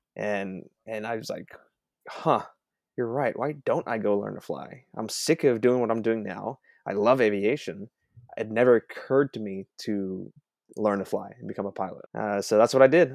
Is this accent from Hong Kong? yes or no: yes; Hong Kong; moved away; also born or lived in Texas; I grew up in Hong Kong